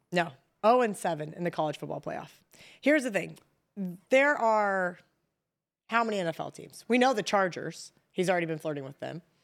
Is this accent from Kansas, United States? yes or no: yes; Kansas, United States; moved away; I grew up in Kansas